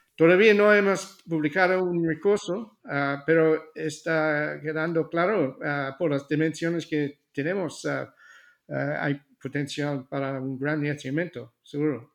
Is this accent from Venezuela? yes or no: no; Australia; Spanish is a second language; moved away; also born or lived in Seville, Spain; nací en Australia